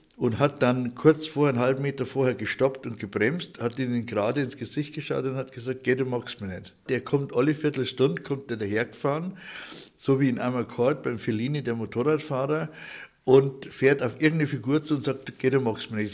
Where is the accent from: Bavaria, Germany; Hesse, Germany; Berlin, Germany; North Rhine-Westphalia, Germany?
Bavaria, Germany; Markt Schwaben; ich bin in Marktschwaben geboren